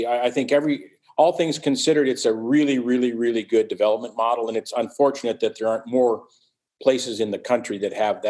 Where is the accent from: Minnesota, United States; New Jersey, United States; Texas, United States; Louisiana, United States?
Minnesota, United States; born or raised there; also born or lived in Wisconsin; now in Ohio, United States